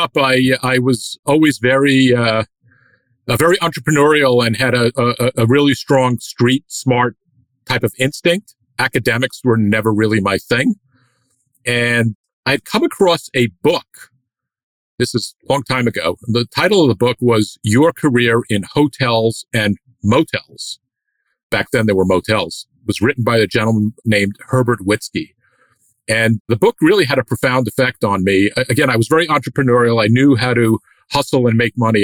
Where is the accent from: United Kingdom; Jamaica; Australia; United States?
United States; as an American